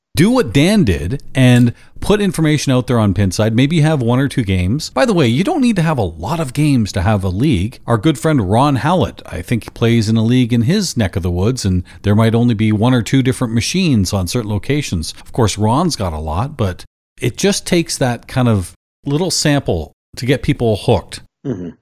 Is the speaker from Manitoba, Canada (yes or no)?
no; London, Ontario, Canada; also born or lived in Burlington, Ontario; my hometown of London, Ontario